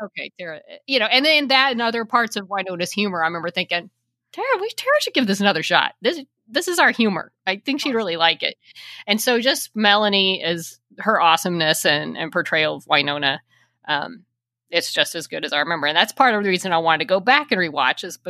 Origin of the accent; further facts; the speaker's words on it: Texas, United States; I'm from Texas